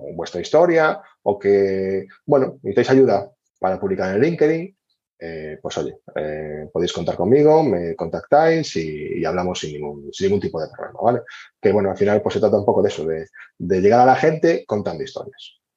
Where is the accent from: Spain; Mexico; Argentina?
Spain; Galicia